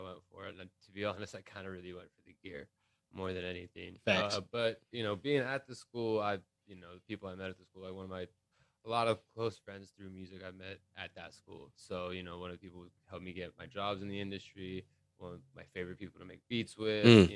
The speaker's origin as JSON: {"language": "English", "town": "Sharm el-Sheikh", "region": "South Sinai", "country": "Egypt", "tie": "born or raised there", "also_born_or_lived": "Long Beach, California, United States", "moved": "yes", "lives_now": "United States", "said": "growing up in Egypt, a lot of my friends from back home are DJs and producers"}